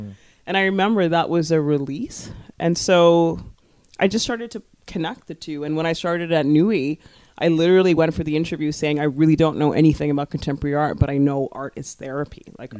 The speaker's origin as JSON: {"language": "English", "town": "Scarborough", "region": "Ontario", "country": "Canada", "tie": "born or raised there"}